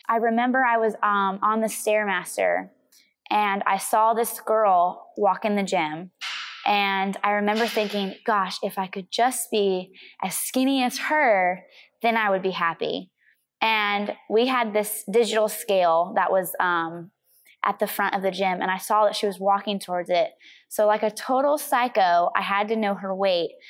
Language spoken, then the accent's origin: English; Missouri, United States; I grew up in the Midwest